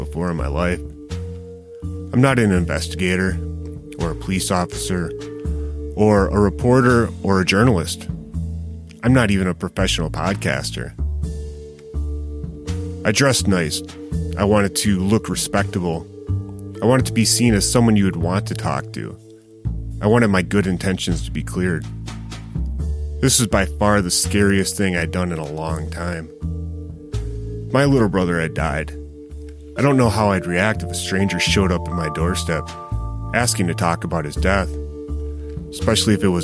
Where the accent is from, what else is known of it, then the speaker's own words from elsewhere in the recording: Racine, Wisconsin, United States; I grew up in or near Racine my entire life